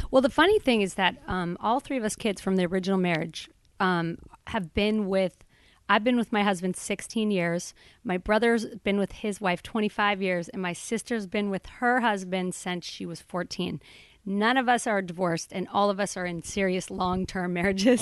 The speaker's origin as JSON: {"language": "English", "town": "Boulder", "region": "Colorado", "country": "United States", "tie": "born or raised there", "said": "I grew up in Boulder, Colorado, a hippie town"}